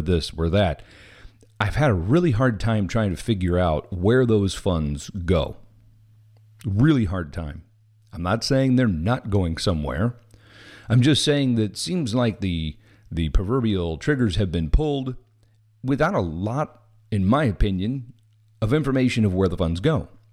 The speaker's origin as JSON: {"language": "English", "region": "Missouri", "country": "United States", "moved": "yes", "said": "I am originally from Missouri"}